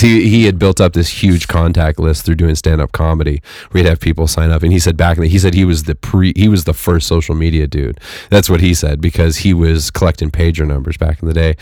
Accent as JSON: {"language": "English", "town": "Fresno", "region": "California", "country": "United States", "tie": "born or raised there", "moved": "yes", "said": "where I grew up in the Central Valley, which was, you know, In Fresno"}